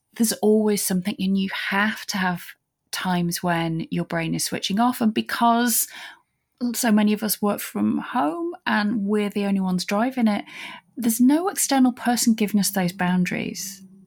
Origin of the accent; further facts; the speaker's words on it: United Kingdom; as a British person